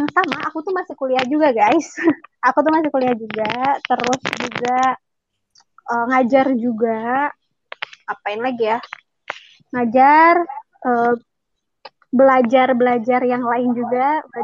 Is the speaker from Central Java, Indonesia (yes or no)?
no; Majalengka, West Java, Indonesia; Aku … dari Majalengka. aku asli Majalengka.